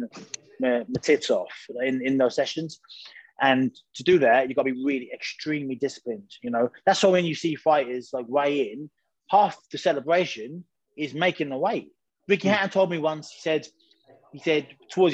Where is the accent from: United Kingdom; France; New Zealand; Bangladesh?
United Kingdom; I'm British